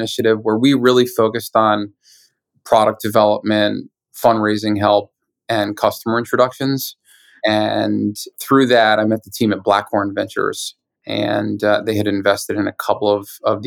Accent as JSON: {"language": "English", "region": "New York", "country": "United States", "tie": "born or raised there", "also_born_or_lived": "China", "said": "I was born and raised here in New York"}